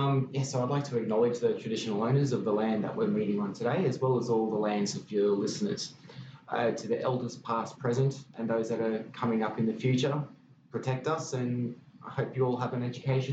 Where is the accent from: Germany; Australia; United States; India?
Australia; Sydney, New South Wales; now in Shoalhaven, Australia; I've never lived on my lands. I grew up in Sydney, mascot boy, airport baby.